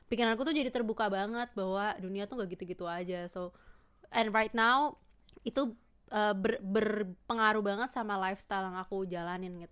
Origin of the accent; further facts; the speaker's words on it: Tangerang, Banten, Indonesia; karena kan aku besar di ya nggak Jakarta Tangerang sih aku besar di Jabodetabek